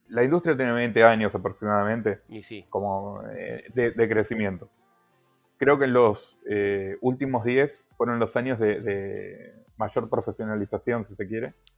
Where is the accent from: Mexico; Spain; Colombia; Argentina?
Argentina; nosotros, como argentinos o latinoamericanos